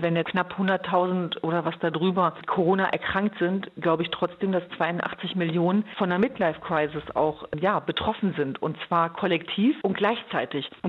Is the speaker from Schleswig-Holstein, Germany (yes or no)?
no; Hanover, Lower Saxony, Germany; Also für mich war ist natürlich Hannover Linden meine Heimat gewesen und ich war immer in beiden Welten zu Hause.